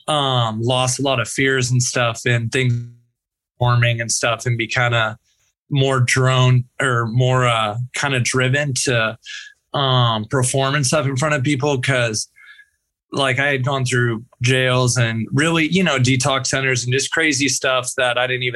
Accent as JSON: {"language": "English", "area": "Bay Area", "region": "California", "country": "United States", "tie": "born or raised there", "said": "growing up in the Bay Area"}